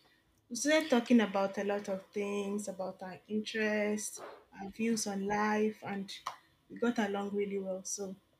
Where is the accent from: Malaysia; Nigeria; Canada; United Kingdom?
Nigeria; English is a second language; moved away as an adult; now in Switzerland; I'm from Nigeria.